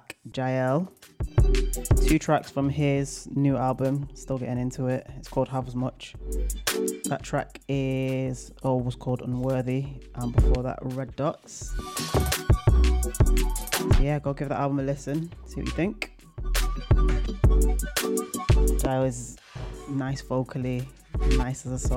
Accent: Manchester, North West England, United Kingdom; Manchester, my hometown

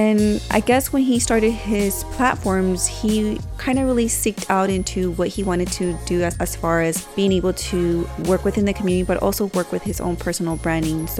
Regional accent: Santa Ana, California, United States; also born or lived in Texas; now in San Diego, United States; Yo también fui criada en Santa Ana por un largo tiempo

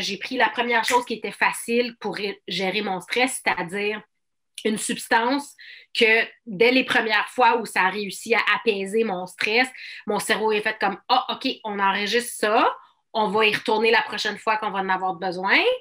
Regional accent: Outaouais, Quebec, Canada; la région de l'Outaouais, mon patelin

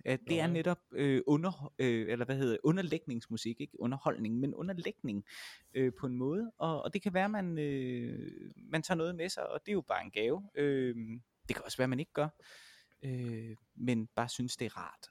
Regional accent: Vejle, Southern Denmark, Denmark; jeg kommer fra Vejle, som jo er en relativt lille

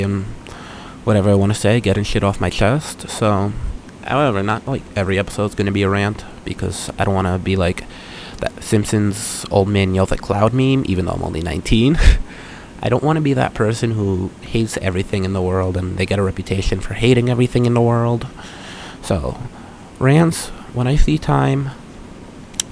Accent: New York Islanders' home area, United States; moved away as an adult; now in Columbus, United States; I like the Islanders because they're my hometown team

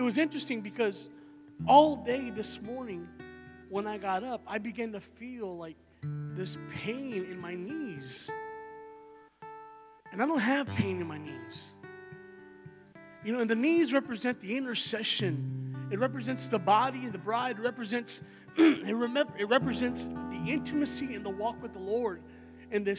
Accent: Texas, United States; I'm from Texas, so I'm not from Ohio, and I'm not used to walking around snow and ice and all

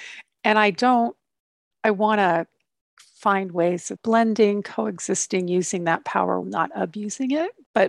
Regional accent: California, United States; now in Canada; I'm living in Canada, even though I'm a Californian.

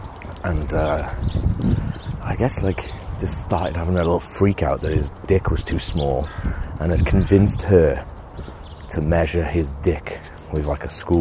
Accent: Wales, United Kingdom; born or raised there; moved away

